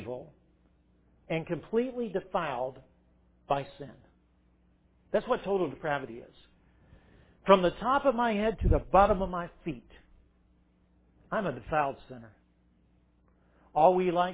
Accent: Irmo, South Carolina, United States; Irmo, South Carolina

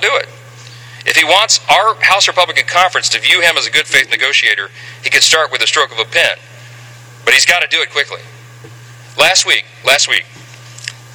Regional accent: Shreveport, Louisiana, United States; my hometown, Shreveport, Louisiana

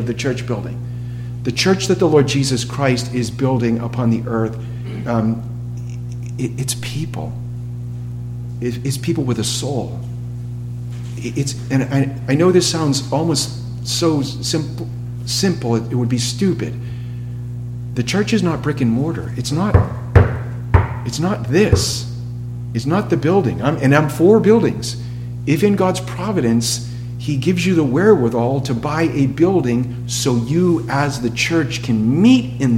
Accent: Massachusetts, United States; moved away; I'm from New England, Massachusetts

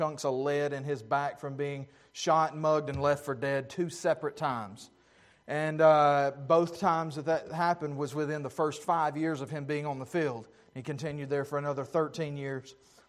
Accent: Pickens, South Carolina, United States; my hometown of Pickens, South Carolina

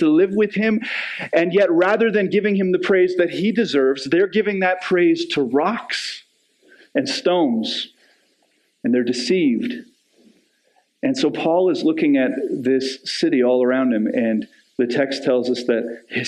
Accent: Canada; As Canadians

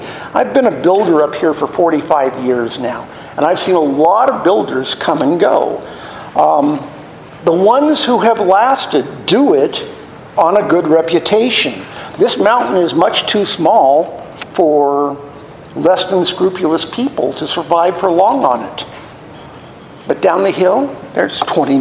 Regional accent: Los Angeles, California, United States; I grew up in the San Fernando Valley in Chatsworth.

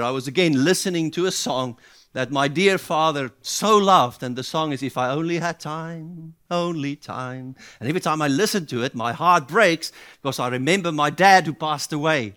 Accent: South Africa; as a South African

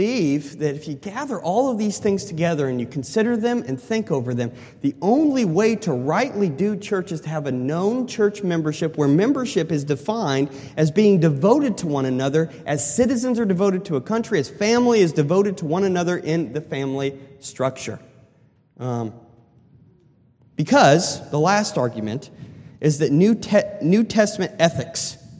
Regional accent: Colorado, United States; I'm from the West, I'm from Colorado

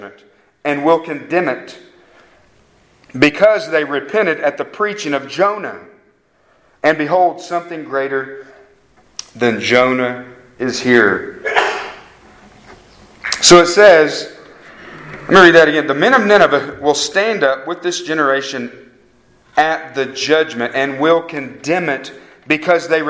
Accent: Harrah, Oklahoma, United States; I'm from Harrah, Oklahoma

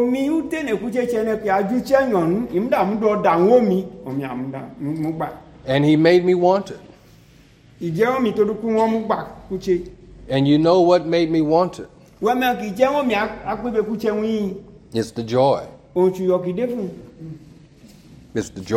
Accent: California, United States; moved away; I'm from California. It's the land of riches and plenty.

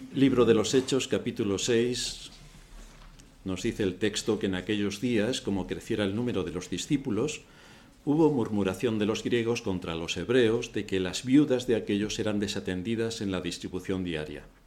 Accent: Spain

